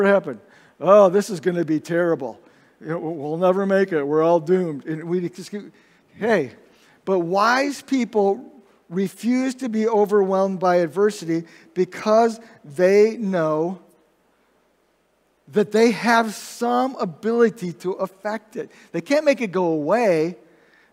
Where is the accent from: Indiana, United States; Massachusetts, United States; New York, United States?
Indiana, United States; also born or lived in Michigan; I remember when we moved from Michigan down to Indiana when I was in second grade